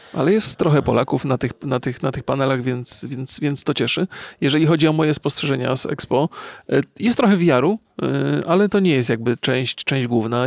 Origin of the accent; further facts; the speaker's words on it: Poland; ja też jestem przecież mm, z Polski